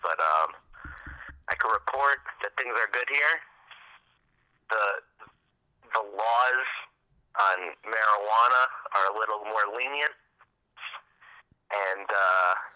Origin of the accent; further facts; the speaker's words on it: New York, United States; I'm from New York.